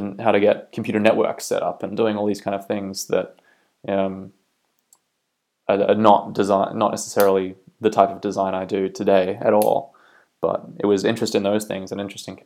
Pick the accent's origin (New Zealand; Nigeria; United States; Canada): New Zealand; also born or lived in Australia / United Kingdom; now in Belfast, United Kingdom; I am originally from New Zealand, but have lived for a long time in Australia as well, and recently moved to the UK as well.